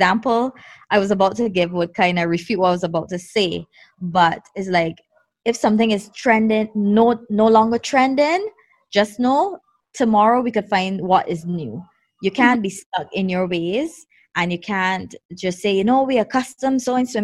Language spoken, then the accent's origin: English; Barbados; growing up in Barbados